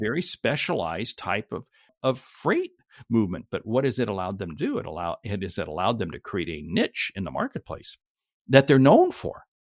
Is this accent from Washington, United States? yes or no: yes; Seattle, Washington, United States; I, I grew up in Seattle and, uh, went to school in Seattle, went to college in Seattle